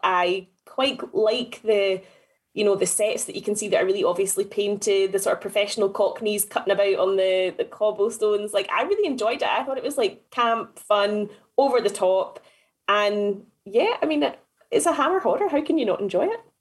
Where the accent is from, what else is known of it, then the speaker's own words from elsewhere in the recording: Scotland, United Kingdom; as a Scot